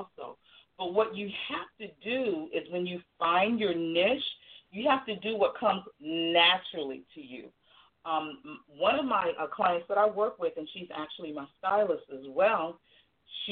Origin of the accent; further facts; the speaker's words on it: Virginia, United States; I'm from Virginia